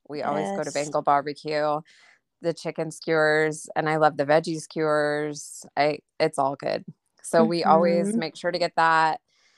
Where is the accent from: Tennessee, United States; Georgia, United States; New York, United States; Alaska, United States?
Georgia, United States; Atlanta; I grew up in Atlanta, so I was pretty close, but we went once.